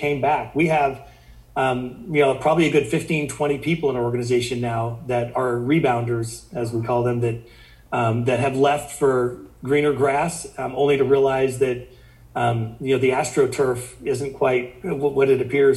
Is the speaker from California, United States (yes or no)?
no; Sand Hills area of Nebraska, United States; I grew up in the Sand Hills area of Nebraska.